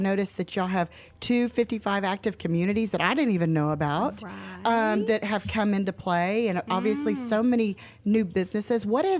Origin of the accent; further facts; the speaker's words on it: Conroe, Texas, United States; So I was born and raised in Conroe. My grandmother lived in Montgomery off 2854.